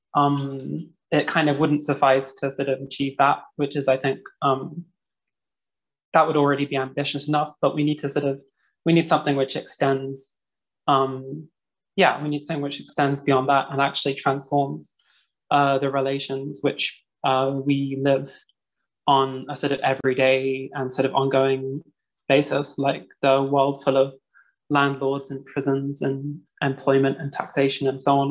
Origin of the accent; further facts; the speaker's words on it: London, United Kingdom; now in Vienna, Austria; I am a Londoner based in Vienna.